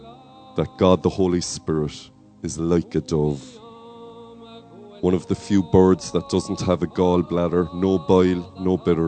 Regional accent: Cork, Munster, Ireland; accent: Cork; my Cork accent is kicking through

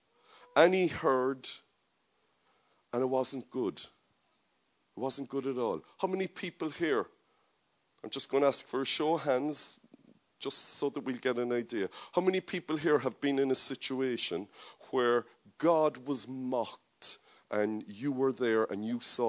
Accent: Ireland; I love Ireland, I love my nation, I'm very comfortable being an Irish man, I speak the language

